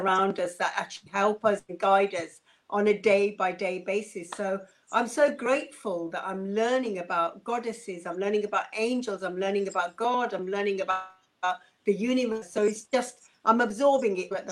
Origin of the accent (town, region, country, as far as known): Uganda; born or raised there